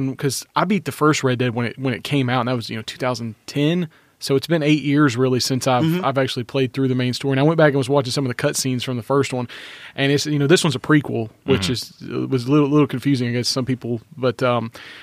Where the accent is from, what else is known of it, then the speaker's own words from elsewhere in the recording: the South, United States; accent: southern; my southern accent's not terrible